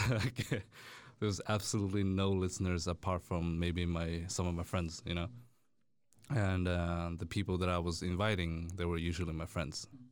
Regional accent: Stockholm, Stockholm County, Sweden; born and raised in Stockholm

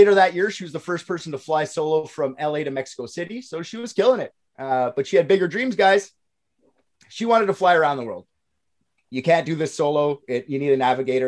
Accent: Canada; I'm Canadian

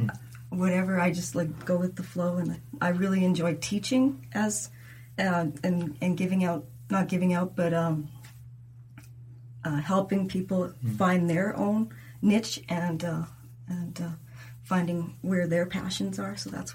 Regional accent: Alberta, Canada; also born or lived in Saskatoon; now in Saskatchewan, Canada; I'm not originally from here. I'm from Alberta.

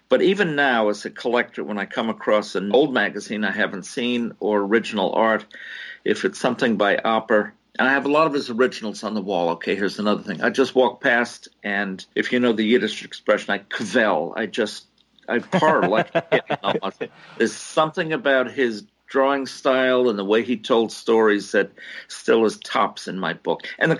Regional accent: New York City, New York, United States; born there; also born or lived in New Jersey; I was born in New York City, and he would get 7 or 8 newspapers every week

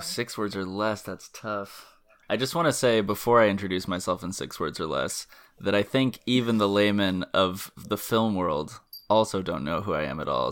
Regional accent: Texas, United States; I am from Texas

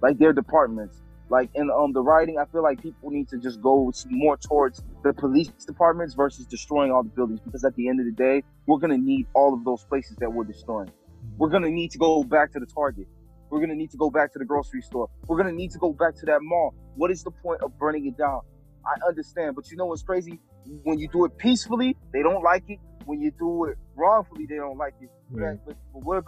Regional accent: Haiti; moved away; I'm Haitian, dog. I was born in Haiti.

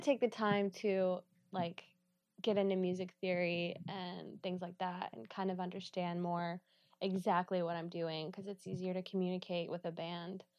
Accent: Georgia, United States; moved away as an adult; now in Pittsburgh, United States; I'm from Georgia.

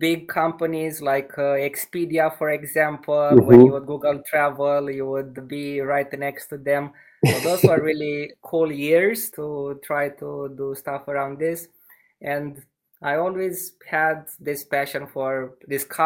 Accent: Romania; I had the chance to grow up in this city, which is smaller. It has 100,000 inhabitants in Romania.

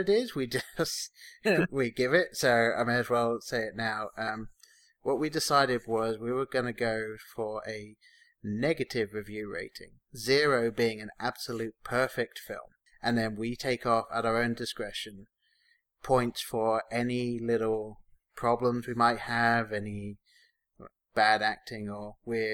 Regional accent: England, United Kingdom; now in Columbus, United States; me being English

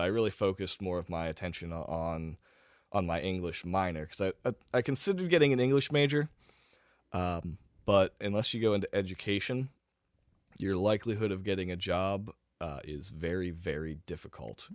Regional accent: Lebanon County, Pennsylvania, United States; also born or lived in Harrisburg, Pennsylvania / Shippensburg, Pennsylvania; I grew up in Lebanon County

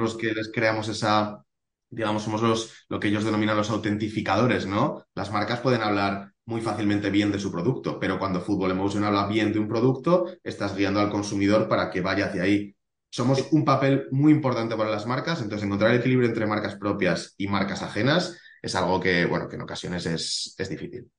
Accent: Zaragoza, Aragon, Spain; Y yo soy de Zaragoza, he vivido aquí toda la vida

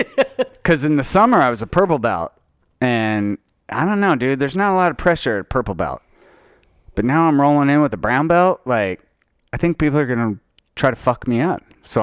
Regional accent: Utah, United States; I did because I was raised in Utah.

